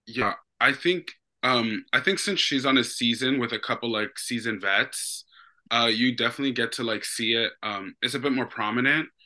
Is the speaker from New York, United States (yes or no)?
yes; New York City, New York, United States; I'm from Brooklyn, New York, Bushwick to be, um, exact